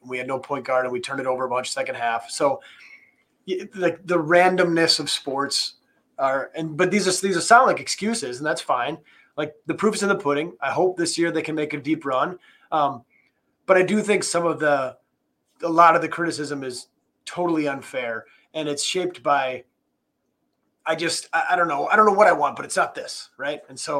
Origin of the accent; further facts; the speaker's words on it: Appleton, Wisconsin, United States; I'm born and raised in Appleton, so I had to kind of have to be a Packers fan.